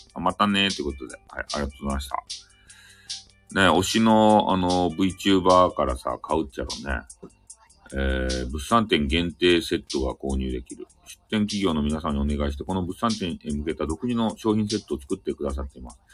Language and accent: Japanese; Fukuoka, Japan; accent: Hakata-ben; 俺が言いよる博多弁